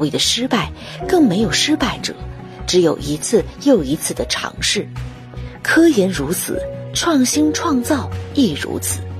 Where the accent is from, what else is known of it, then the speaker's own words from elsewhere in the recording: Huangshan, Anhui, China; I'm from Huangshan in the southern part of Anhui Province